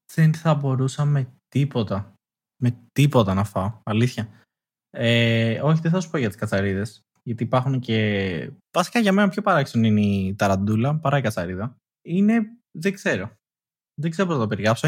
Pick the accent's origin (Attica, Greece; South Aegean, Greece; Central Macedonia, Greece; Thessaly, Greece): Attica, Greece; Athens